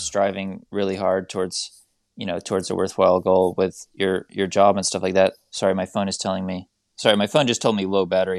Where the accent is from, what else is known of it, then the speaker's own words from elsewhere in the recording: United States; as an American